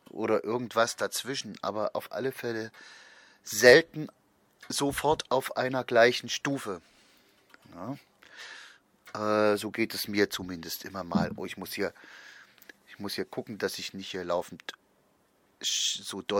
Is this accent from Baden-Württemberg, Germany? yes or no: no; Saxony, Germany; Ich bin also meine ersten sechs Jahre auf dem Dorf aufgewachsen hier bei Leipzig.